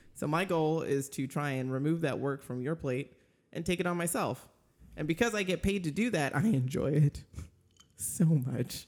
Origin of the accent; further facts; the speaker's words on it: Minnesota, United States; I was born in Minnesota